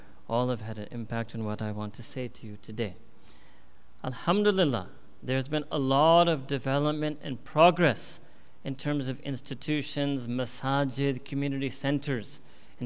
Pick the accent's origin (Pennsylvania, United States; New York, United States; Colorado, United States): New York, United States; moved away as an adult; also born or lived in Chicago; I was born and raised myself in New York